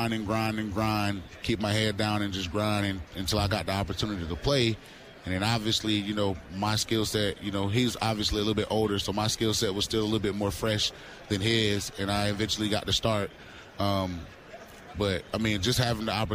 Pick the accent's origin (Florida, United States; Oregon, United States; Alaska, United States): Florida, United States; I grew up in Florida